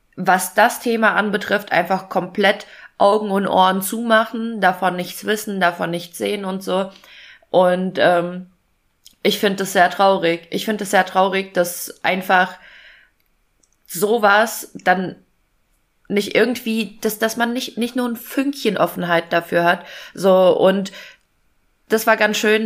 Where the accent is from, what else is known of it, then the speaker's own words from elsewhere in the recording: Fulda, Hesse, Germany; ich komme ja aus Fulda